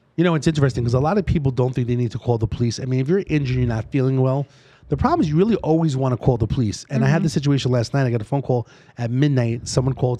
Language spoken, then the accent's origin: English; New York City, New York, United States; accent: East Coast; moved away as an adult; now in Las Vegas, United States; born and raised in New York City